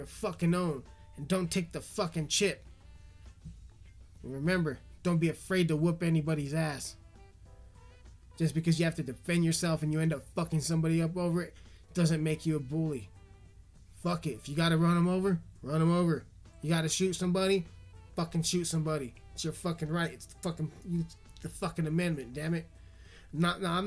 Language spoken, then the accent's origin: English; United States; as American citizens